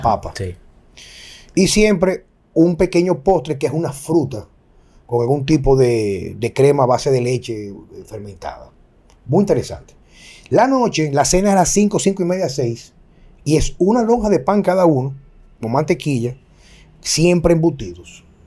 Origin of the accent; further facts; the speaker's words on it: Dominican Republic; yo elijo vivir en mi país